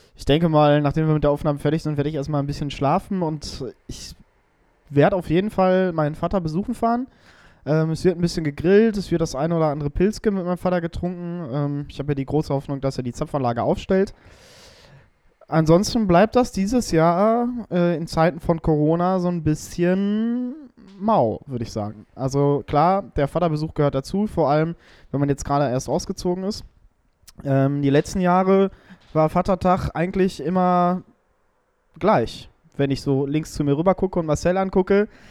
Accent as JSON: {"language": "German", "town": "Dortmund", "region": "North Rhine-Westphalia", "country": "Germany", "tie": "born or raised there", "said": "Ich bin äh, geborener Dortmunder, ich bin hier groß geworden, ich äh, bin hier verwurzelt in dieser Stadt"}